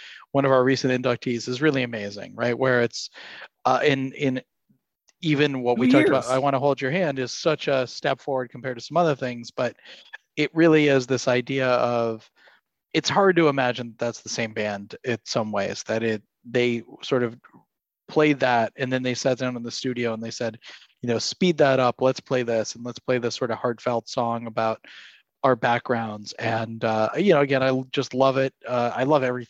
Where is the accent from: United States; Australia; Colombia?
United States; Ann Arbor, Michigan; I grew up in, I was born in Ann Arbor, Michigan, and my Aunt Kathy, who I have to give a shout out to because she is a loyal listener of the show, used to drive me to Montessori school